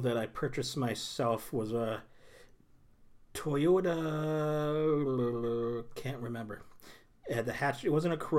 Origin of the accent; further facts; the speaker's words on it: United Kingdom; I'm British, so I can handle tea.